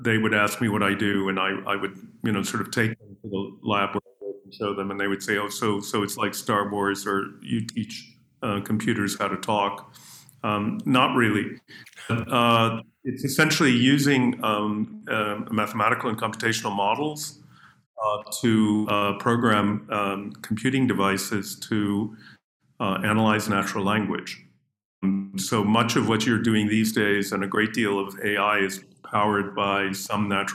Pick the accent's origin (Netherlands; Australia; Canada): Canada; accent: North American; moved away; also born or lived in Israel / United Kingdom; Growing up in Canada